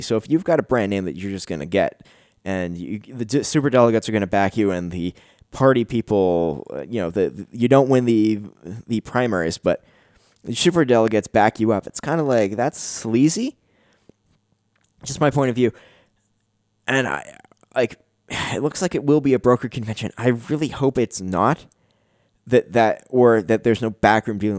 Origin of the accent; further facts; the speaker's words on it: Canada; I'm Canadian